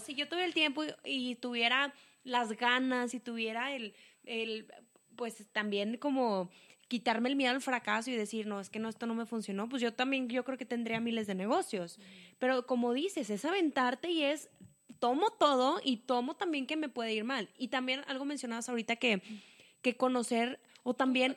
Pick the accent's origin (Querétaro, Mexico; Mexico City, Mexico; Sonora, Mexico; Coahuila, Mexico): Coahuila, Mexico; Saltillo; nosotros somos de Saltillo, Coahuila, México.